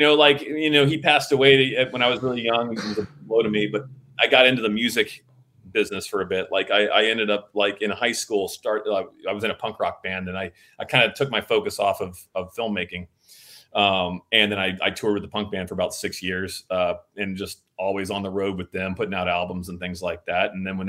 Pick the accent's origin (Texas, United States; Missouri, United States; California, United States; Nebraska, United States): California, United States; Van Nuys; born there; I was born in Van Nuys, and my grandfather was an old actor.